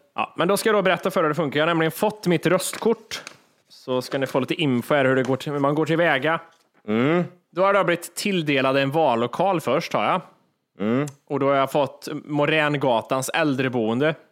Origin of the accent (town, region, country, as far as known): Sweden